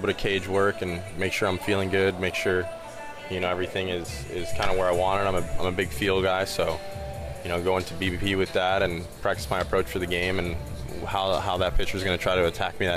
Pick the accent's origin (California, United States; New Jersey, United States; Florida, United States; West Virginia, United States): Florida, United States; Miami; my hometown team